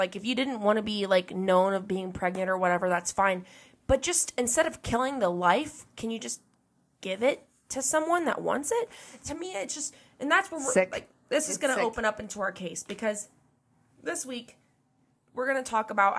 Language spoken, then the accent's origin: English; Ohio, United States; I'm from Ohio